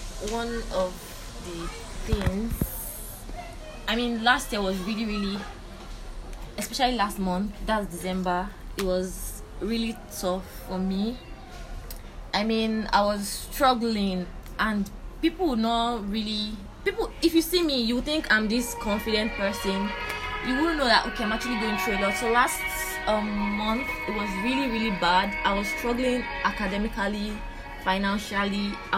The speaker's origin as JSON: {"language": "English", "country": "Nigeria", "said": "a Nigerian."}